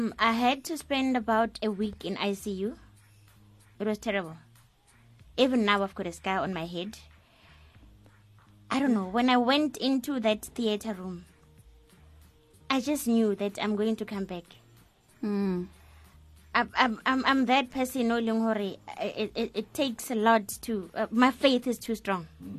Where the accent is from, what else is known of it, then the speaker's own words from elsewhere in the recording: Soweto, Gauteng, South Africa; I'm from Dobsonville, Soweto.